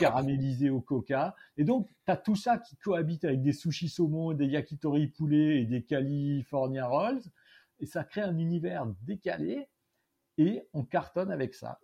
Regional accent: Strasbourg, Grand Est, France; moved away as an adult; also born or lived in San Francisco / London / Nouméa; dans le club qui était mon club de prédilection de ma ville natale, à savoir Strasbourg

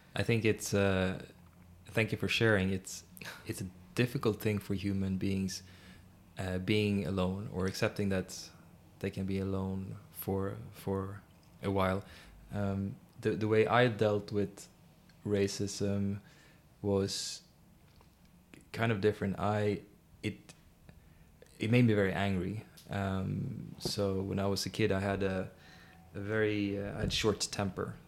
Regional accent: Sweden; I grew up in Sweden and experienced a lot of racism

